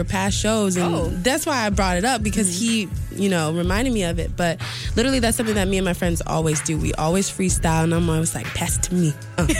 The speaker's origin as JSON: {"language": "English", "town": "St. Louis", "region": "Missouri", "country": "United States", "said": "I'm from St. Louis, Missouri."}